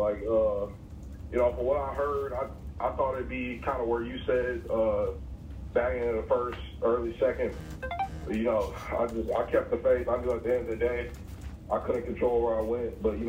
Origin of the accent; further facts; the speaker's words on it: Fort Worth, Texas, United States; moved away; I'm not sure on the specifics because I'm from Fort Worth